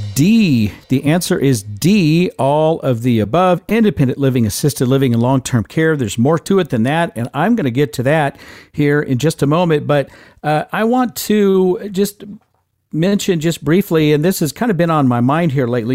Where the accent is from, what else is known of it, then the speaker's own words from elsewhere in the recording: Midwest, United States; I'm a Midwesterner